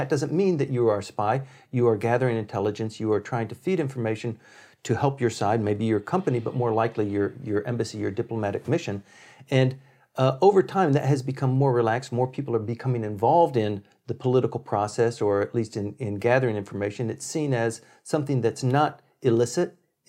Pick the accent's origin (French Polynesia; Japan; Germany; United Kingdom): Japan; Okinawa; So I grew up in Okinawa, where the SR-71, the Blackbirds, and the later version was called the Habu, were stationed